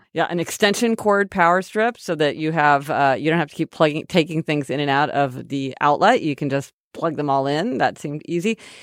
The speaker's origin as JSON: {"language": "English", "town": "Kansas City", "region": "Missouri", "country": "United States", "tie": "born or raised there", "said": "We're from Kansas City, Missouri"}